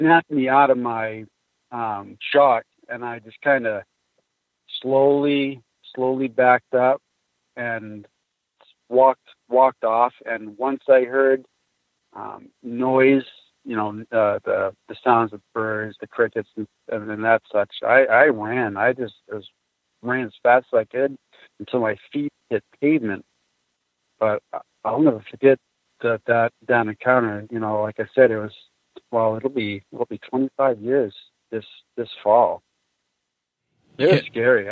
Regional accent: White Mountains, New Hampshire, United States; I grew up in White Mountains. Woods is my backyard

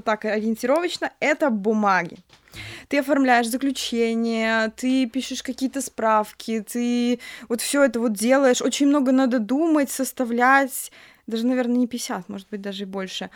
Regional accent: Grodno, Grodno Region, Belarus; Я вообще сама из Гродно, это все Гродненские университеты

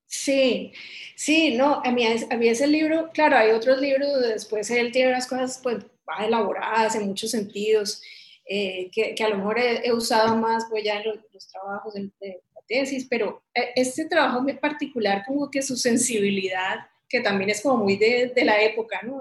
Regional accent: Cali, Valle del Cauca, Colombia; moved away as an adult; also born or lived in United States; yo soy caleña

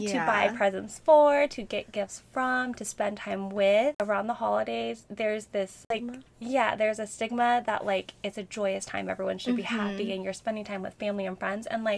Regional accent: Midwest, United States; moved away as an adult; also born or lived in Seattle; now in Chicago, United States; I came from Seattle and originally from the Midwest. So moved back to the Midwest. I'm in Chicago now

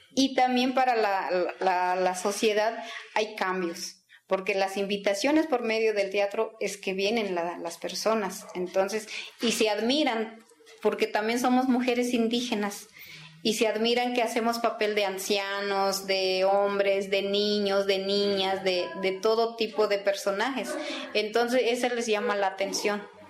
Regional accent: Aguacatenango, Chiapas, Mexico; first language Tzeltal; Spanish is a second language; also born or lived in San Cristóbal de las Casas; Yo soy originaria de Aguacatenango, municipio de Venustiano Carranza

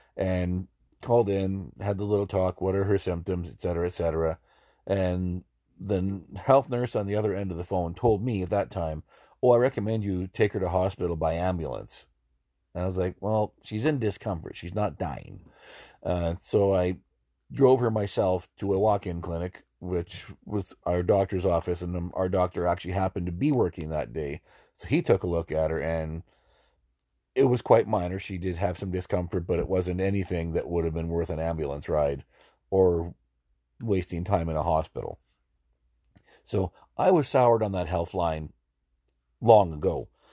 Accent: Alberta, Canada; moved away as an adult; having been born and raised in Alberta

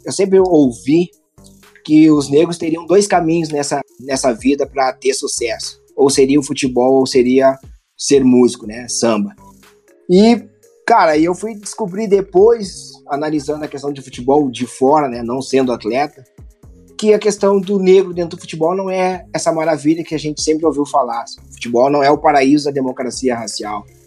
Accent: Rio Grande do Sul, Brazil; eu sou aqui do Sul, né? Rio Grande do Sul aqui a gente exalta muito

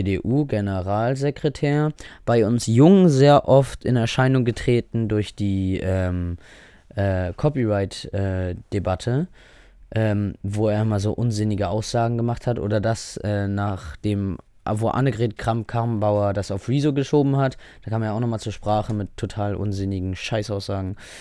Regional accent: Germany; Offensichtlich liebe ich das Land, in dem ich hier aufgewachsen, geboren bin

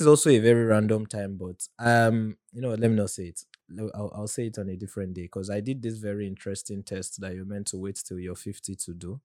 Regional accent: Nigeria; as a Nigerian

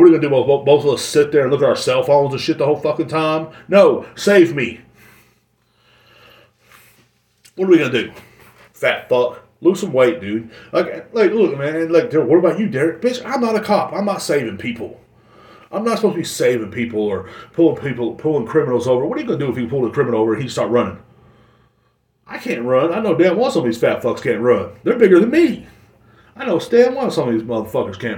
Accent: Kingsland, Texas, United States; moved away; my hometown, or where my parents stay at, in Kingsland

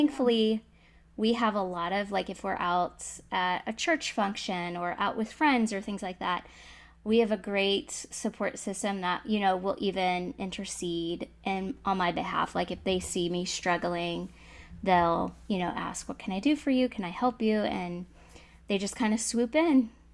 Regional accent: Florida, United States; I'm from Florida

